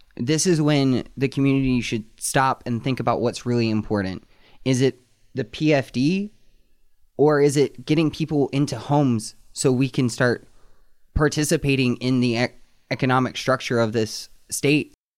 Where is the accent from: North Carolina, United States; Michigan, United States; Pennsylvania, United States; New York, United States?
North Carolina, United States; now in Anchorage, United States; I moved back up from my home state of North Carolina